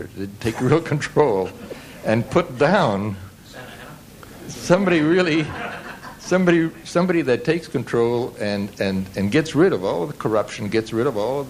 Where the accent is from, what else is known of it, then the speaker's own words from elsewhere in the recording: Canada; now in United States; we're from Canada originally